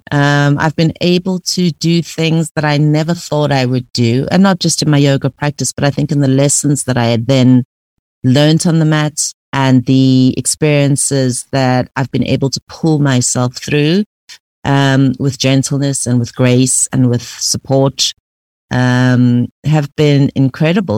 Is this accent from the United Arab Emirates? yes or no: no; Pretoria, Gauteng, South Africa; I grew up in Pretoria